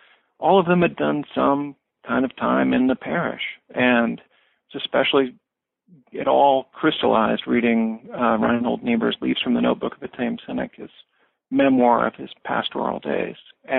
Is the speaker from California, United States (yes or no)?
no; Springfield, Missouri, United States; I grew up in a small city in southwest Missouri in the Ozarks. I grew up in Springfield.